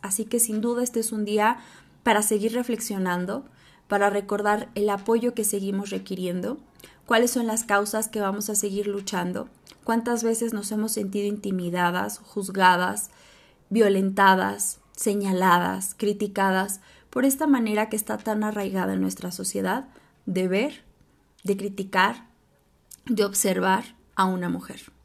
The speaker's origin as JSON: {"language": "Spanish", "country": "Mexico", "said": "Yo soy de México"}